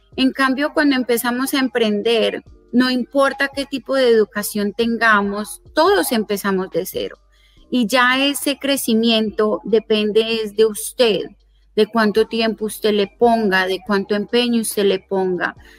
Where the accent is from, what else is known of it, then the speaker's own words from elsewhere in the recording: Colombia; also born or lived in South Florida, United States; now in Florida, United States; originalmente soy de Colombia